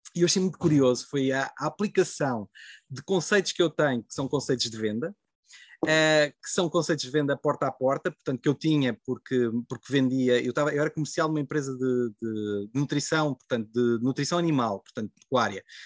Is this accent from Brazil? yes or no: no; Covilhã, Centro, Portugal; eu sou da, da Covilhã, portanto, na, ali na encosta da Serra da Estrela.